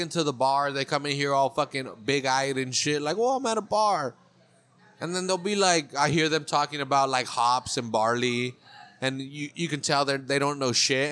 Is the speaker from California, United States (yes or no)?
yes; Monterey County, California, United States; I'm from Monterey County. I'm local